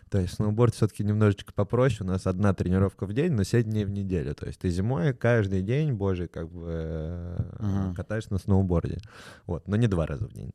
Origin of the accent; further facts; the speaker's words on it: Saint Petersburg, Russia; also born or lived in Moscow; я сам из Питера родился, в Ленинграде